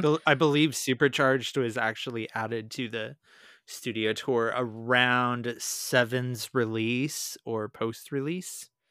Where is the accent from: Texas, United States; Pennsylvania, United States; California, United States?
California, United States; Inland Empire, Southern; growing up in Southern California in the early two thousands in the Inland Empire